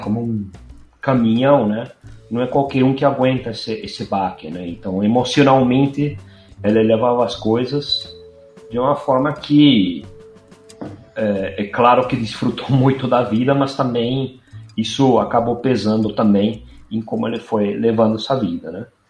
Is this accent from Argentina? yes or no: yes; Buenos Aires, Argentina; moved away; eu nasci em Buenos Aires, no centro